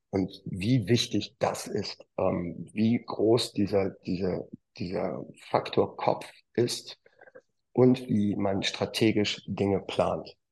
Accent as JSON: {"language": "German", "town": "Wuppertal", "region": "North Rhine-Westphalia", "country": "Germany", "tie": "born or raised there", "said": "aus dem wunderschönen Wuppertal, wo ich äh, lebe, wohne, geboren bin und auch Golf spiele."}